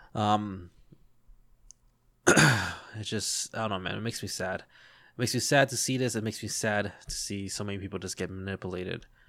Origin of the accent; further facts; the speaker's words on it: United States; as an American